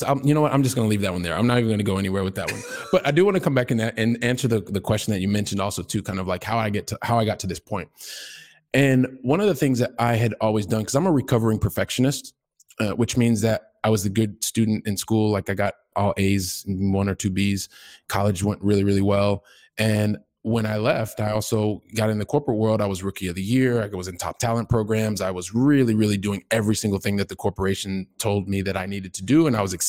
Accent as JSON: {"language": "English", "region": "Ohio", "country": "United States", "lives_now": "Barcelona, Spain", "said": "yes, I'm in Barcelona, Spain, but I'm a guy who started out from the Midwest. I'm from Ohio. By the time I was 12, we'd lived in like three different states, probably seven or eight different homes."}